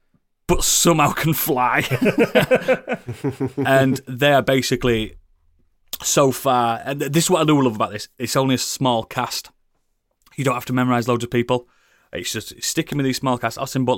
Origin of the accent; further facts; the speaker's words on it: United Kingdom; especially for us being British